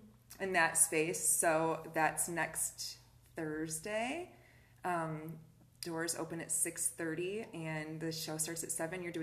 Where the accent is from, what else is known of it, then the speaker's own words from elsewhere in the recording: Kalamazoo, Michigan, United States; I'm from Kalamazoo. I'm born and raised here. I've lived here my whole life.